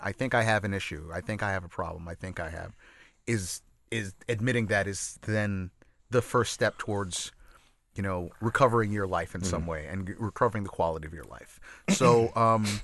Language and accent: English; New York, United States; as a New Yorker